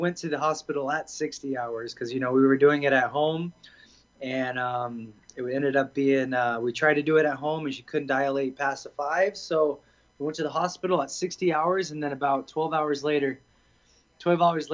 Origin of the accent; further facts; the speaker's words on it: Boise, Idaho, United States; moved away as an adult; also born or lived in London / California; now in Las Vegas, United States; I'm from Boise. Went to college at Boise State